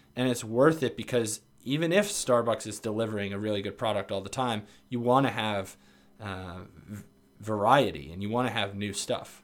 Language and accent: English; New York area, United States; moved away; growing up in the New York area